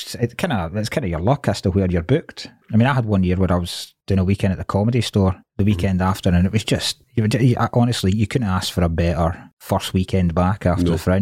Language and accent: English; Dumfries, Scotland, United Kingdom; moved away as an adult; now in Glasgow, United Kingdom; So I grew up in Dumfries.